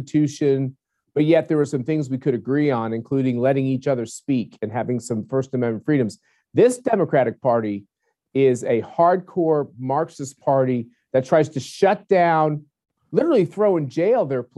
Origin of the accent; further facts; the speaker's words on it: Kansas, United States; my home state of Kansas